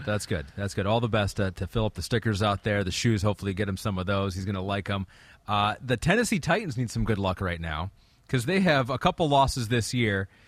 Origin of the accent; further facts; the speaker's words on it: England, United Kingdom; I'm from England